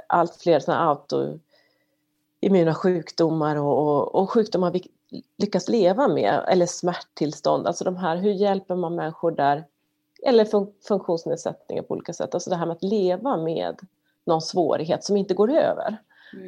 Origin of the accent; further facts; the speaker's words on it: Sweden; now in United States; som svensk